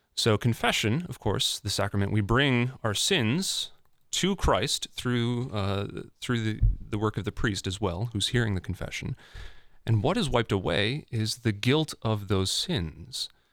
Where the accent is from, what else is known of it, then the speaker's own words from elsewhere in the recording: Fargo, North Dakota, United States; growing up in the Fargo, North Dakota area, I went to Catholic schools from kindergarten through twelfth grade